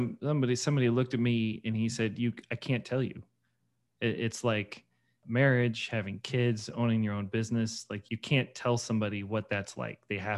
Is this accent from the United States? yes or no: yes; Missouri, United States; I grew up in St. Louis County, not Christian.